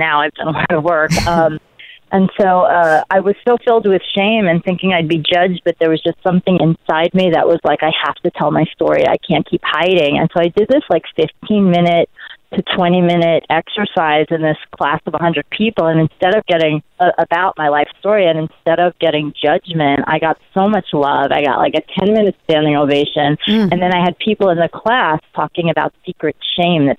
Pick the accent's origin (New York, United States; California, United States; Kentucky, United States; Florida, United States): New York, United States; New York City; born or raised there